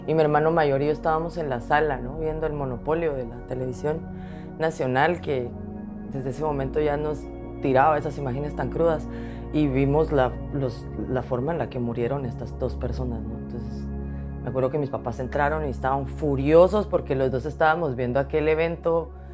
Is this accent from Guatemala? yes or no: yes; Guatemala; moved away as an adult; now in Washington, D.C., United States; ser mujer guatemalteca